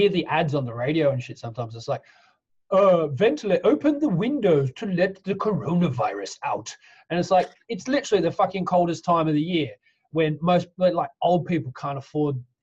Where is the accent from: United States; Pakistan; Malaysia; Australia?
Australia; now in United Kingdom; I'm Australian. I'm an Australian citizen